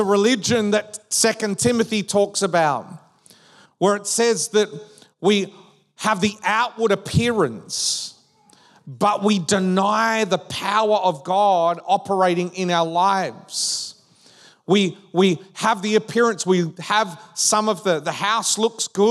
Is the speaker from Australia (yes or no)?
yes; Western Australia, Australia; also born or lived in Perth; now in Victoria, Australia; We grew up in Western Australia. So when we moved to Victoria